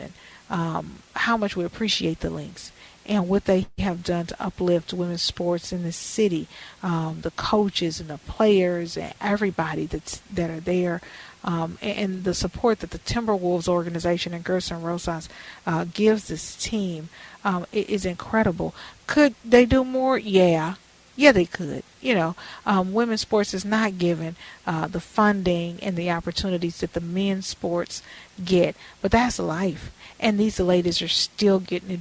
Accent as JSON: {"language": "English", "town": "Houston", "region": "Texas", "country": "United States", "tie": "born or raised there", "moved": "yes", "lives_now": "Minneapolis, United States", "said": "I grew up in Houston, where I am right now doing this show"}